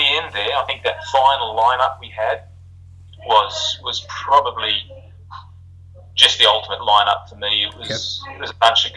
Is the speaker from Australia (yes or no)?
yes; Australia; moved away; we're an Aussie band